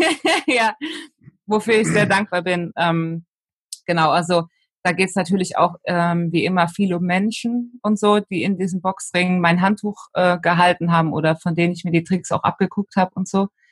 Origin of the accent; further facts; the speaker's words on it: Betzdorf, Rhineland-Palatinate, Germany; Also bei uns im Dorf, in Betzdorf, im Siegerland, wo ich herkomme, da ähm, hat der CV die Jugendarbeit gemacht für die Kirche und ich bin sozusagen von klein auf